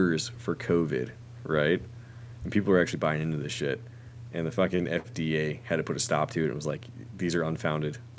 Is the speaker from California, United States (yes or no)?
no; Charlotte, North Carolina, United States; I grew up in Charlotte, North Carolina